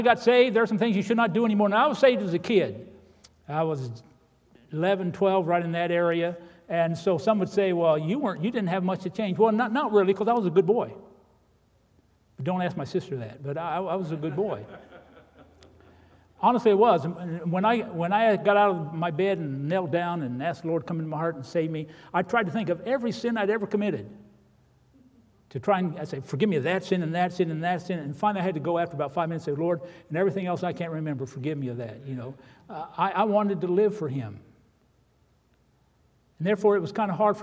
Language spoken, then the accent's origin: English; Indiana, United States; moved away as an adult; I was a sheltered boy in Indiana